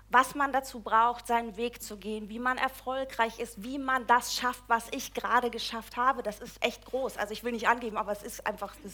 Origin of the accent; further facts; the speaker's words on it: East Germany, Germany; Ich komme ursprünglich aus der DDR, irgendwann landete ich im Schwabenland.